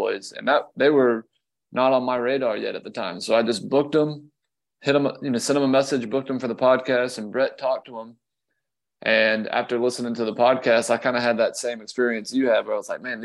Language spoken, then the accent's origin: English; Columbia, South Carolina, United States; we're from Columbia, South Carolina.